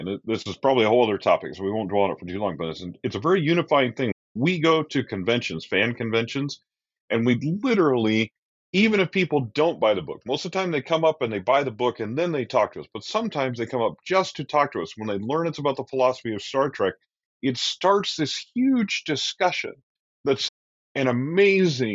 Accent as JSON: {"language": "English", "town": "Idaho Falls", "region": "Idaho", "country": "United States", "tie": "born or raised there", "lives_now": "Boise, United States", "said": "Idaho Falls, which is my hometown where I grew up"}